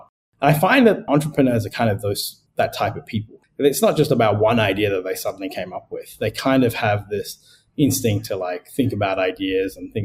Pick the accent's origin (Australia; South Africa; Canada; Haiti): Australia; Adelaide, South Australia; moved away as an adult; also born or lived in Sri Lanka / United Kingdom / United States; now in Singapore; I'm originally Sri Lankan, but I grew up in Australia